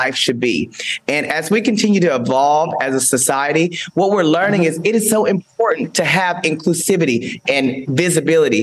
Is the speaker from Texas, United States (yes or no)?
yes; Paris, Texas, United States; growing up in a small town in Texas, I'm originally from Paris, Texas